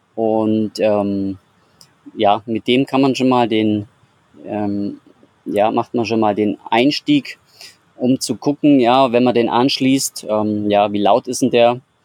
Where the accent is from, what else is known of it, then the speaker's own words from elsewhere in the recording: Bavaria, Germany; ich komme aus Bayern